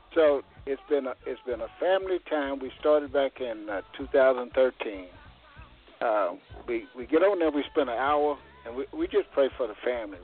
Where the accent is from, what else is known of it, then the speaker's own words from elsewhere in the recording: Caldwell, Texas, United States; also born or lived in Wichita, Kansas; now in Kansas City, United States; We was, we was born in Caldwell